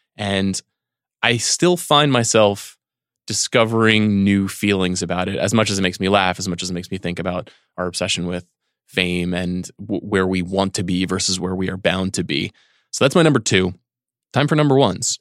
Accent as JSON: {"language": "English", "area": "Long Island", "region": "New York", "country": "United States", "tie": "born or raised there", "said": "Growing up in New York on Long Island"}